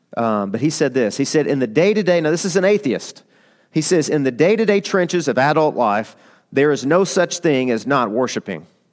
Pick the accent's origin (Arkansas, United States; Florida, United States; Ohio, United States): Arkansas, United States; I'm from, I'm from Arkansas.